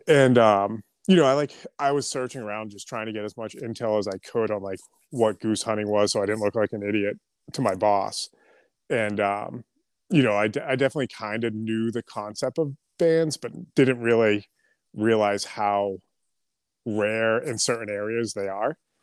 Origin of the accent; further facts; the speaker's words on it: New England, United States; also born or lived in Southern New Hampshire; I, uh, live in Southern New Hampshire, um, born and raised in New England